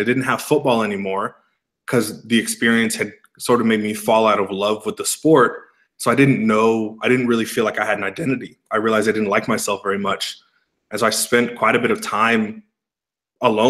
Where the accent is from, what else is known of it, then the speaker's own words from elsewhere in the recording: east of San Francisco, Bay Area, Northern California, United States; moved away as an adult; now in Scottsdale, United States; Grew up about 25, 30 miles east of San Francisco in the Bay